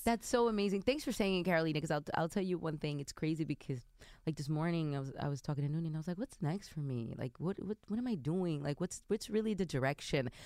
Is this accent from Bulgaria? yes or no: no; Dominican Republic; i identify as as an Afro Dominican